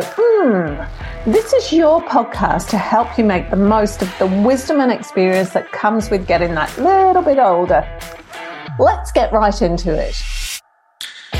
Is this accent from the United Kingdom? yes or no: yes; England, United Kingdom; I'm English.